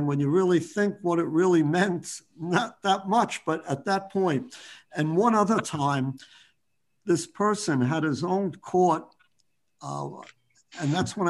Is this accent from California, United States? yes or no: no; New York City, New York, United States; I grew up in Bayside, playing softball, punch ball, stick ball